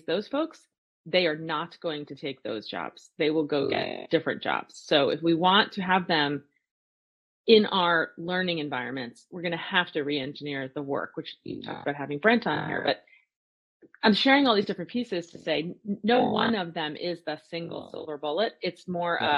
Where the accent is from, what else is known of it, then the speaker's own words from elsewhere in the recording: New Jersey, United States; I grew up in New Jersey.